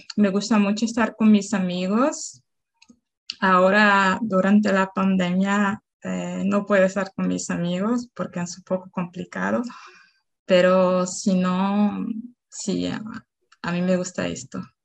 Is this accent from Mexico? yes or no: no; Salvador, Bahia, Brazil; Spanish is a second language; Yo soy de Salvador, de Bahía